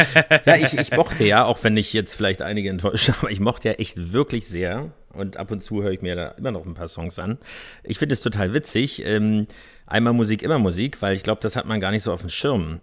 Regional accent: Berlin, Germany; Ich bin zwar im Norden, in Pankow geboren

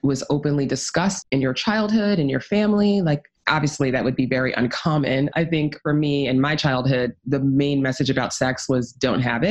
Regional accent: New York City, New York, United States; I actually grew up in New York City

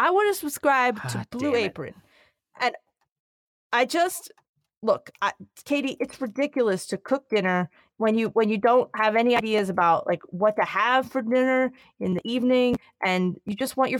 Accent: Philadelphia, Pennsylvania, United States; I don't eat meat, Dan, but I am from Philly, and whenever I see Philly style cheesesteaks, I get the.

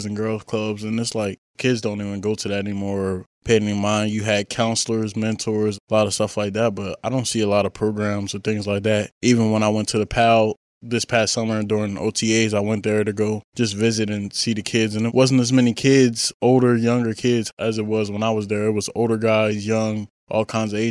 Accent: Wilmington, Delaware, United States; Just growing up in Wilmington, Delaware, I was from the inner city

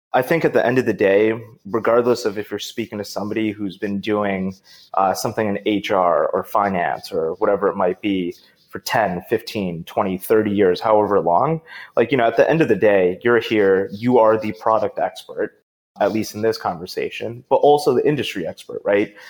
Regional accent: Boston, Massachusetts, United States; my hometown of Boston.

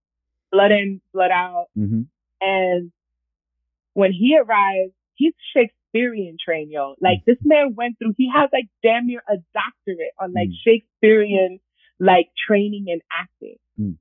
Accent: Puerto Rico; also born or lived in Dominican Republic / Washington Heights, New York / Minneapolis; I'm born in Washington Heights. I grew up in Puerto Rico and DR, and then I was in Minneapolis. I went to school in the hood in North Minneapolis.

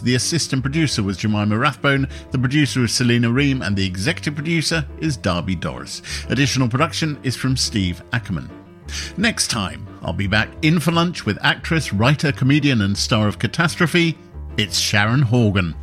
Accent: United Kingdom; I'm a British man

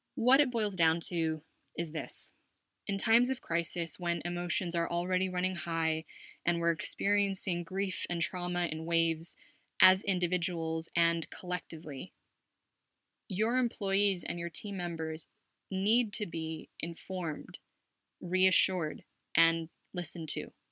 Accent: Los Angeles, California, United States; moved away as an adult; now in Spain; My parents, my sister, and I lived in Los Angeles, and I would look forward to our visits to my Lolo and Lola and our family in the Bay Area every Thanksgiving

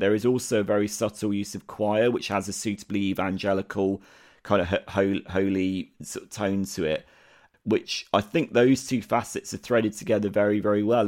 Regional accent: United Kingdom; as a Brit, this means nothing to me

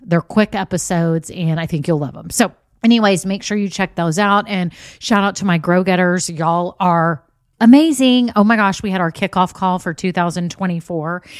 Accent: Texas, United States; we're from Texas

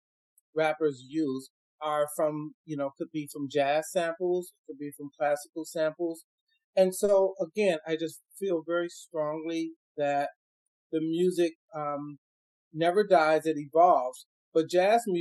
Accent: Chicago, Illinois, United States; I grew up, I'm originally from Chicago. And I grew up in Chicago

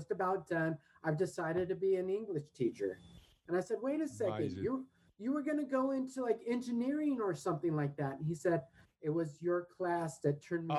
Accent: Redondo Beach, California, United States; moved away; In South Bay, LA, where I grew up in Redondo

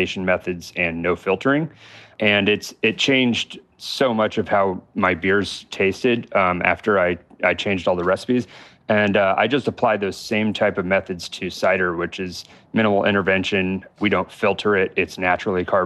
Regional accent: Fort Collins, Colorado, United States; moved away as an adult; now in Los Angeles, United States; I'm from Colorado, the Fort Collins area, where New Belgium

